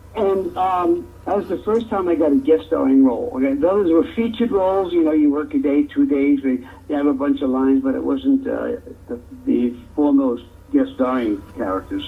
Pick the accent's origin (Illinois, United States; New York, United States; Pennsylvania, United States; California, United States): New York, United States; New York City; Growing up in Brooklyn uh, in the projects was interesting.